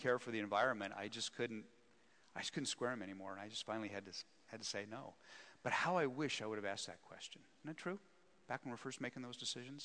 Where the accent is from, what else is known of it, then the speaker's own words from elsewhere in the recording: Wyoming, United States; also born or lived in Scotland / Philadelphia; now in Spokane, United States; I was born and raised in Wyoming